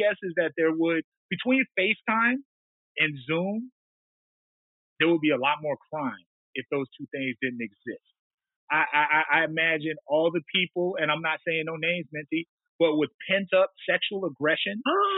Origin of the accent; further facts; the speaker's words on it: Montana, United States; I come from the Blackfeet people, those tall, brilliant, modest, and suspiciously good people, good looking people from the Northern Plains, directly south of what is now known as the Canadian border